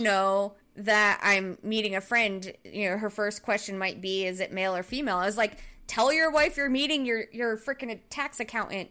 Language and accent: English; southern Rhode Island, United States; moved away; where I grew up in Rhode Island, the southern part of Rhode Island